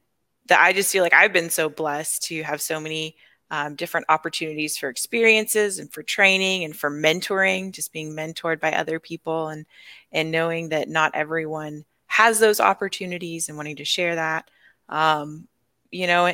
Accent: Arkansas, United States; moved away; I am originally from Arkansas.

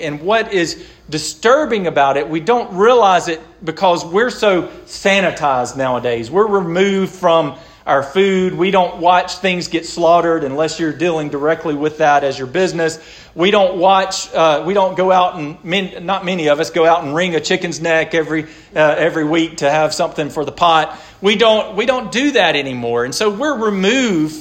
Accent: the South, United States; because we're American and because we're born in the South

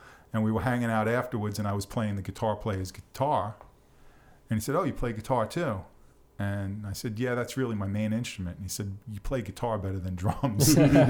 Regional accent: Long Island, New York, United States; accent: New York; now in Somerville, United States; I grew up in New York on the island.

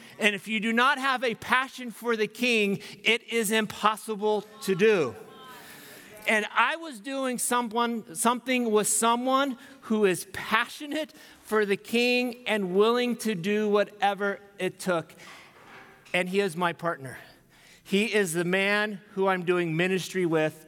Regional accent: United States; being American and what I'm used

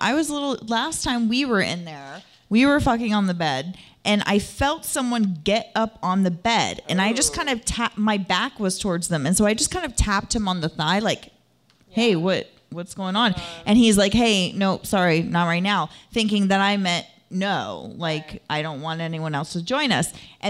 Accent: the South, United States; I got this. I grew up in the South.

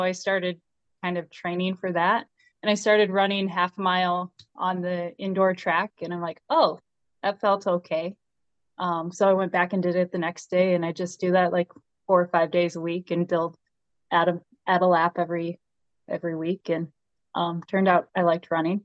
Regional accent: Edgerton, Minnesota, United States; It is Southwest Minnesota, this tiny town of Edgerton

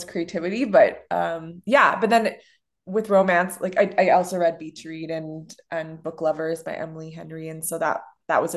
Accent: Canada; accent: Canadian; we're actually Canadian

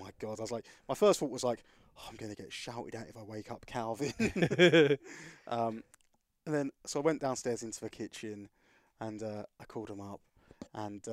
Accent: Essex, East of England, United Kingdom; I'm from Essex.

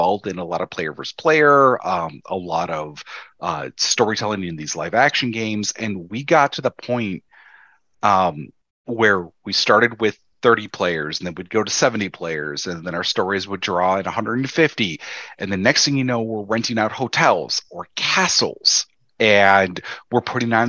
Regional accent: Chicago, Illinois, United States; I was raised Southside Catholic in Chicago

